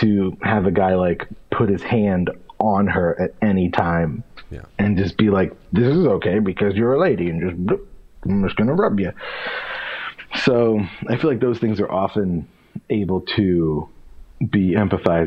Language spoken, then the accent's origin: English; Pennsylvania, United States; also born or lived in Bridgeport, Connecticut; I was born in Connecticut and I was raised in Pennsylvania